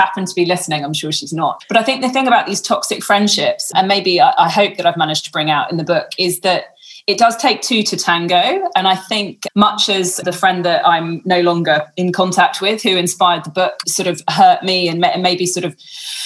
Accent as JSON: {"language": "English", "region": "London", "country": "United Kingdom", "moved": "as an adult", "lives_now": "Western Australia, Australia", "said": "I'm from London and all of my friends and family were still in lockdown in London"}